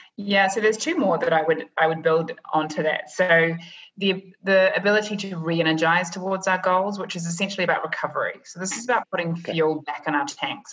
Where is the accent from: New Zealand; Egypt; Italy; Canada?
New Zealand; moved away as an adult; also born or lived in London; now in New York, United States; I'm originally from New Zealand